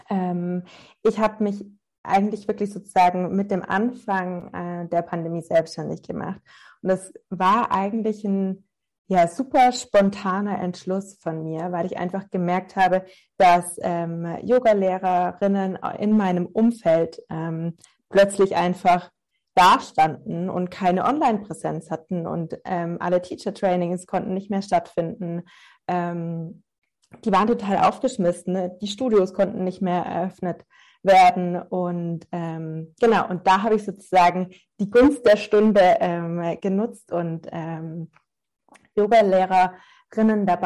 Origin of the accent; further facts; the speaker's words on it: Stuttgart, Baden-Württemberg, Germany; now in Munich, Germany; Ich bin ganz ursprünglich aus Stuttgart und lebe aber nach ein paar weiteren Stationen im In- und Ausland ähm, seit sieben Jahren nur in München.